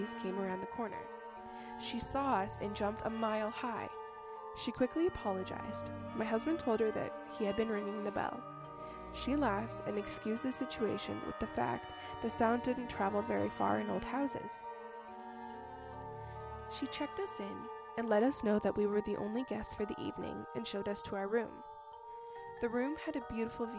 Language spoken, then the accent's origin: English; Texas, United States; I'm from Texas